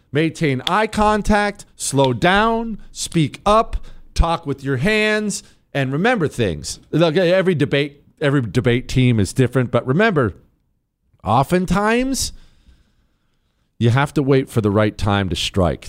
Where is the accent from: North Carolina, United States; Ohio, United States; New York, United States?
North Carolina, United States; Charlotte; I'm from Charlotte